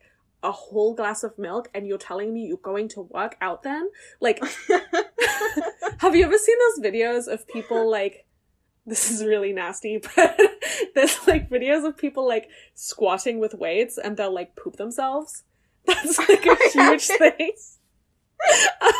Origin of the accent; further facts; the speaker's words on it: Germany; moved away; I grew up in Germany